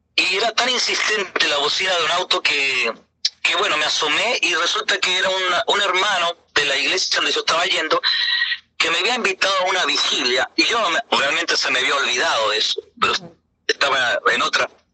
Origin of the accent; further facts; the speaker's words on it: Uruguay; moved away; also born or lived in Venezuela; decidimos irnos para Uruguay. ¿no? Que mi tierra natal.